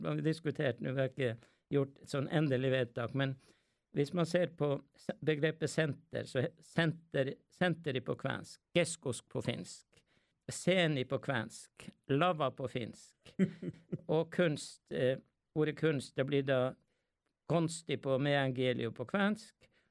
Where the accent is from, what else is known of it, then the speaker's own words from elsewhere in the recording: Skallelv, Finnmark, Norway; jeg har jo kvensk eh, og lært det hjemme i, i Skallel ved Galli